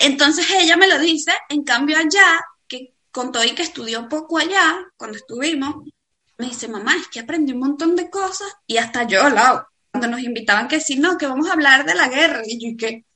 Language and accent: Spanish; Venezuela; moved away as an adult; also born or lived in Dubai; now in Spain; emigramos de Venezuela